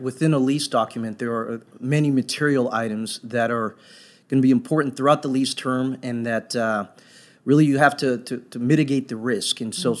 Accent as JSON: {"language": "English", "town": "Dallas", "region": "Texas", "country": "United States", "tie": "born or raised there", "said": "I grew up in Dallas, Fort Worth, so I've been here for almost 25 years."}